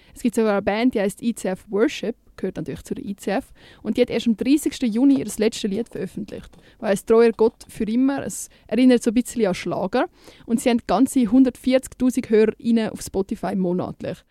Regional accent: Winterthur, Zurich, Switzerland; Bei uns Zwinti

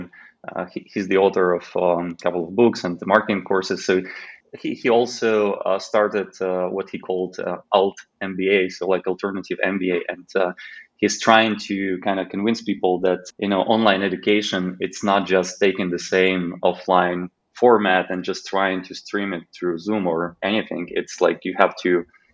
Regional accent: Khmelnytskyi, Khmelnytskyi Oblast, Ukraine; moved away as an adult; now in Slovakia; one single office in my hometown in Ukraine, which is called Khmelnytskyi

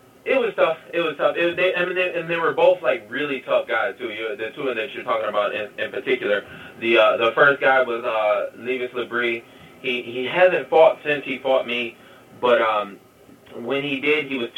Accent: Detroit, Michigan, United States; I was from Detroit

